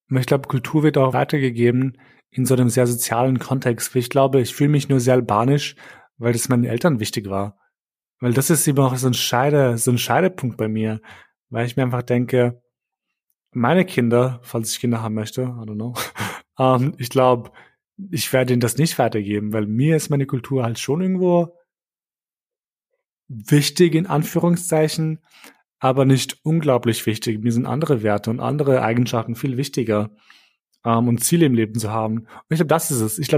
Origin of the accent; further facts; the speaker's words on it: Kosovo; now in Germany; ich zum Beispiel habe keinen Bezug mehr zu meinem Heimatland Kosovo.